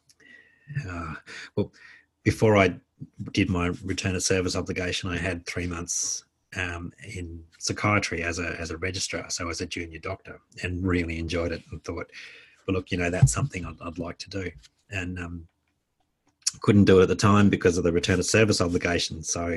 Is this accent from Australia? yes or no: yes; Australia; working as an Australian embedded with the Americans, treating mostly Americans.